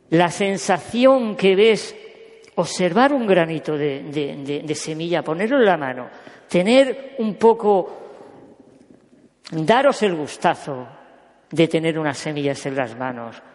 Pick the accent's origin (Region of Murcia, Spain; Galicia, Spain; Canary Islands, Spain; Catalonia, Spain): Catalonia, Spain; also born or lived in Córdoba; yo soy catalán nacido en Córdoba